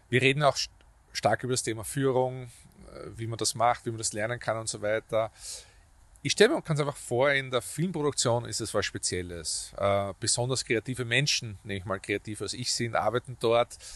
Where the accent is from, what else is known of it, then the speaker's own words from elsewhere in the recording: Vienna, Austria; Also ich komme aus Döbling, also ich bin aufgewachsen, hat es in Sievering ehemalige Filmstudios gegeben